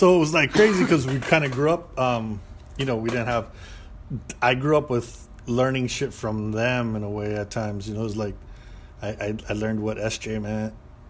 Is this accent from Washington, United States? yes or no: no; Monterey Park, California, United States; also born or lived in East Los Angeles; we Monterey Park, East LA, San Gabriel Valley.